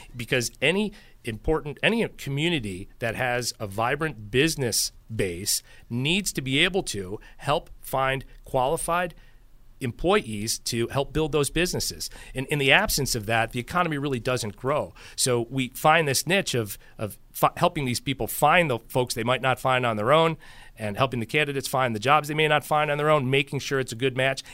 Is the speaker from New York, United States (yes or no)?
yes; Buffalo, New York, United States; I grew up in Buffalo and went to school in the seventies and eighties